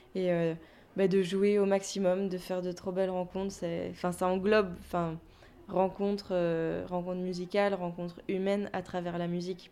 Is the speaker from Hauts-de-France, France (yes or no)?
no; Lorraine, Grand Est, France; also born or lived in Toulouse / Paris; now in Brittany, France; je viens pas de Toulouse moi à la base, je suis pas toulousaine. Ouais, j'ai fait 7 ans à Toulouse, mais je viens de Lorraine